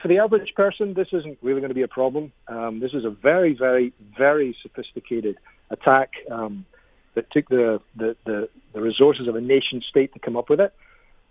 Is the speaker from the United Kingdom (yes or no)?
yes; Edinburgh, Scotland, United Kingdom; accent: Scottish; I'm Scottish, man. I'm from Edinburgh.